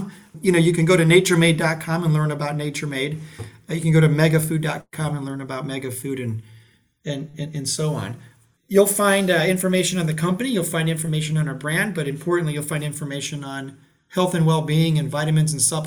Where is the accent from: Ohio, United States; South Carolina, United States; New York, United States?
Ohio, United States; I know Ohio very well. I grew up in Ohio.